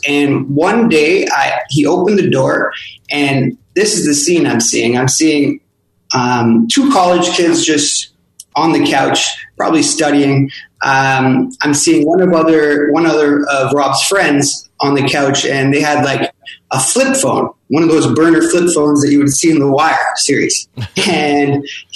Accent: Toronto, Ontario, Canada; moved away as an adult; now in Montreal, Canada; I wasn't actually from Montreal. I'm from Toronto

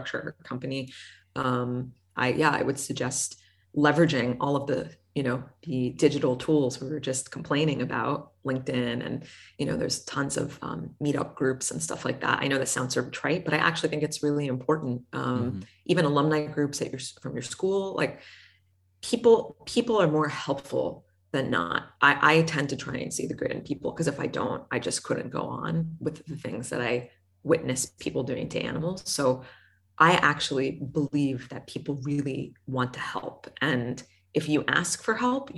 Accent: United States; accent: American; I'm American

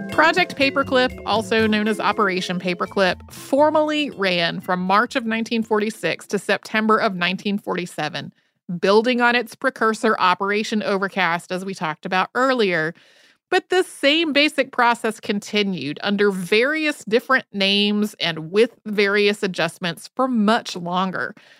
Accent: Winston-Salem, North Carolina, United States; moved away; also born or lived in Asheville, North Carolina; I grew up outside of Winston-Salem, North Carolina

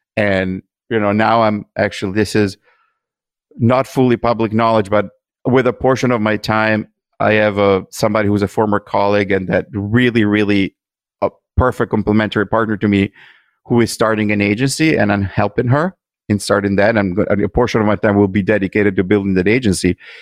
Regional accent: Italy; moved away; growing up in Italy

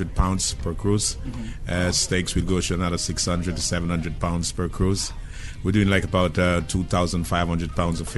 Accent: Kingston, Jamaica; moved away; I'm from Kingston, Jamaica

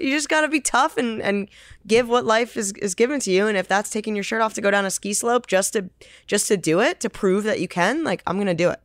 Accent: Northeast, United States; moved away; I'm from the Northeast.

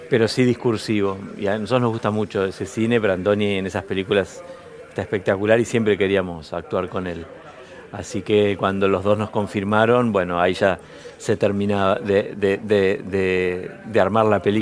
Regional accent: Bahía Blanca, Buenos Aires Province, Argentina; yo soy de Bahía Blanca

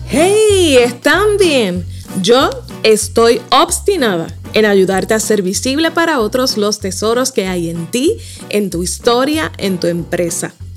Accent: Puerto Rico; accent: Puerto Rican; como buena boricua

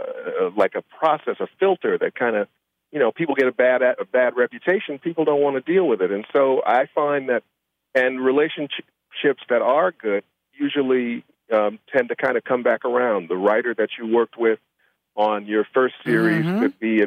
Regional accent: Chicago, Illinois, United States; I said, it can't be 76 and Carpenter. I grew up on 76 and Carpenter, and I didn't know you. I knew everybody on my block.

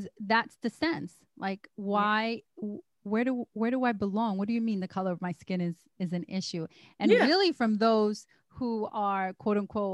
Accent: New York City, New York, United States; I grew up in Harlem

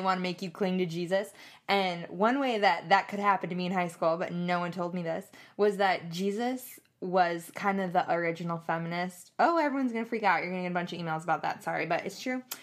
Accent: Madison, Wisconsin, United States; moved away as an adult; also born or lived in Louisiana; I'm from Madison, Wisconsin

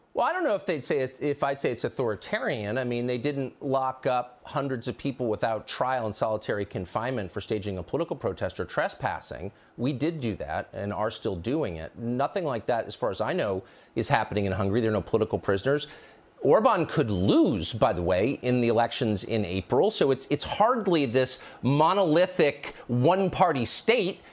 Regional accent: United States; I'm an American

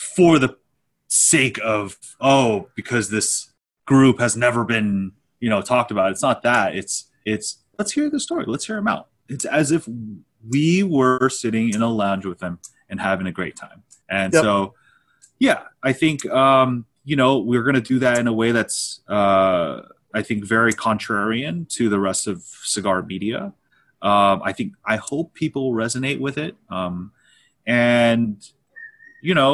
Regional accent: Los Angeles, California, United States; also born or lived in Torrance, California; We're from

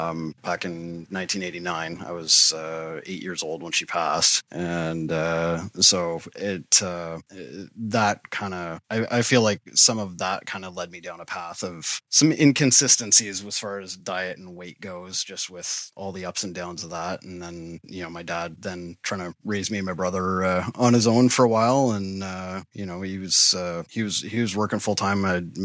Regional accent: Toronto, Ontario, Canada; born there; now in Ottawa, Canada; I am. Yeah. I was born in Toronto and then moved around a little bit as a kid.

